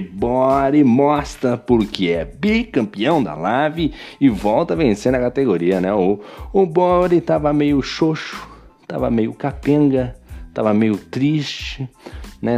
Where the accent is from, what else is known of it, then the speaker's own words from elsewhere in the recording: Brazil; eu sou brasileiro